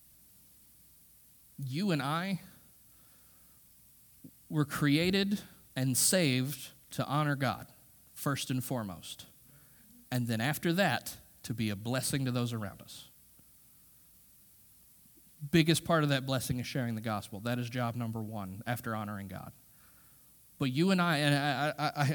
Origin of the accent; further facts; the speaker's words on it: United States; We as American Christians